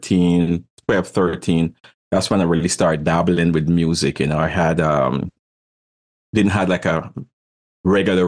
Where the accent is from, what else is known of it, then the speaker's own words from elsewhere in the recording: Guyana; moved away; also born or lived in Brooklyn, New York, United States / Caribbean; I was born in South America, Guyana, the only English-speaking country over there